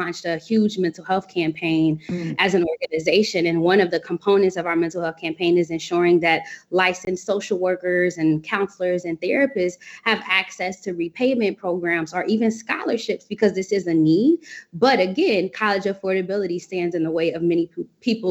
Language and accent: English; Cincinnati, Ohio, United States; now in Washington, D.C., United States; I hail from Cincinnati, Ohio